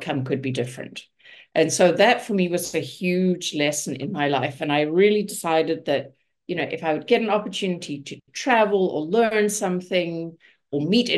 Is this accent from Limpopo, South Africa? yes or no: no; Johannesburg, Gauteng, South Africa; moved away as an adult; also born or lived in Munich, Germany / Vancouver, Canada; now in Hamilton, Canada; So I was born in South Africa. I was born in Johannesburg. I lived in Johannesburg, finished my schooling there.